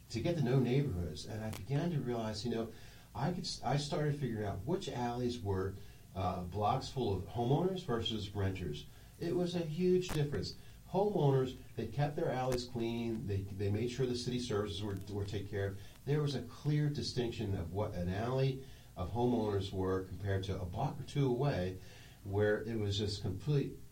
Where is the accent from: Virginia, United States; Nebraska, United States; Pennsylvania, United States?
Pennsylvania, United States; now in Washington, United States; Uh, I came from the Philadelphia area.